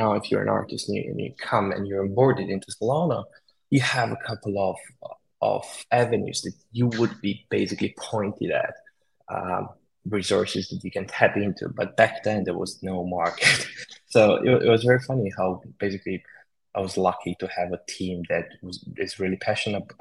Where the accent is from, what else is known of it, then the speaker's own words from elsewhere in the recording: Romania; moved away as an adult; also born or lived in United Kingdom; I was born in Romania and then I moved to the UK to study computer science.